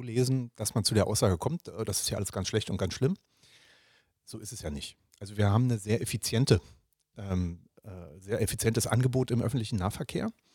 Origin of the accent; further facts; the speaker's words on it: Berlin, Germany; ich bin ja in Berlin geboren und äh, aufgewachsen, habe äh, auch lange Zeit in Berlin gearbeitet